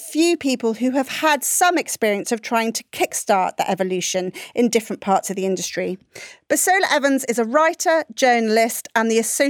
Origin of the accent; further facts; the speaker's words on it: India; now in United Kingdom; They only come to me because I'm Indian, but for all the wrong reasons.